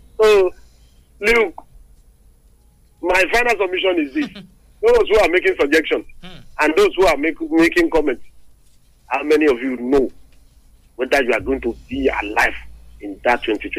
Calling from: Lagos, Nigeria; I'm calling you from Lagos.

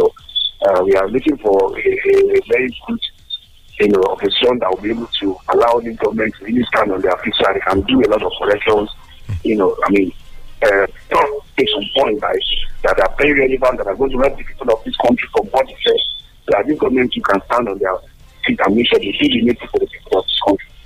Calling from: Abeokuta, Ogun State, Nigeria; I'm calling from the People's Parliament here in Abeokuta.

